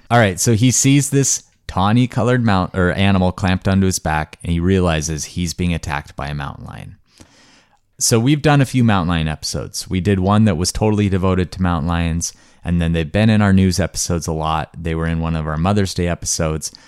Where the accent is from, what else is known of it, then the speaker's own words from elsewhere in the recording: Montana, United States; growing up in Montana, which was a really idyllic place to grow up.